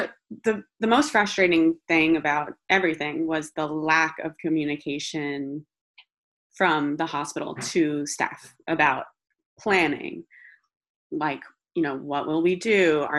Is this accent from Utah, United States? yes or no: no; New York City, New York, United States; also born or lived in Fire Island; I'm born and raised in New York City. I am lucky enough to physically be in Fire Island right now, where I have a home my whole life